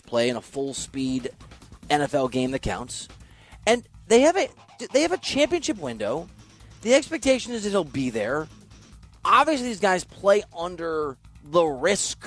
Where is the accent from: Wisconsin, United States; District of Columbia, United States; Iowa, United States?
Iowa, United States; moved away as an adult; also born or lived in Missouri / Los Angeles / New Jersey (mother's origin); I'm from Iowa. I love Iowa. I had to leave. I went to L.A. for work, right? Actually, Missouri first